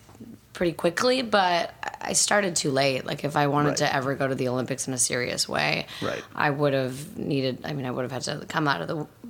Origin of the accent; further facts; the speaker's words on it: Bulgaria; accent: Bulgarian; English is a second language; moved away; I just immigrated from Bulgaria.